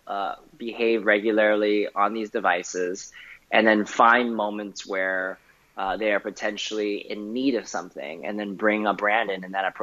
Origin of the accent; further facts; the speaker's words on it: Vancouver, British Columbia, Canada; I grew up in Canada, in Vancouver